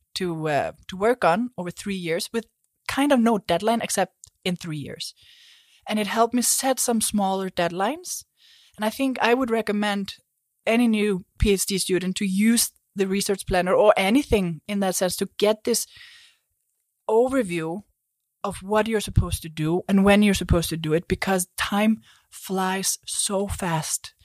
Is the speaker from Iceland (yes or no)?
yes; Iceland; moved away; I come from Iceland